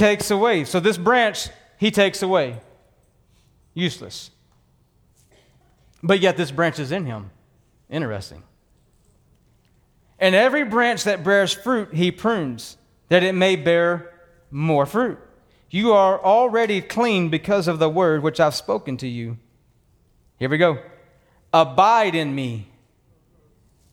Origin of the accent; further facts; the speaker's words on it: Texas, United States; Born and raised in Texas on a working ranch